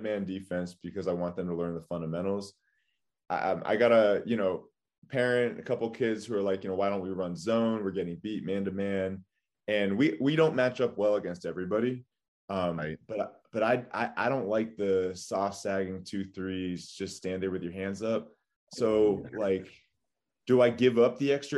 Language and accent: English; Pittsburgh, Pennsylvania, United States; moved away as an adult; also born or lived in Boston; I grew up in Pittsburgh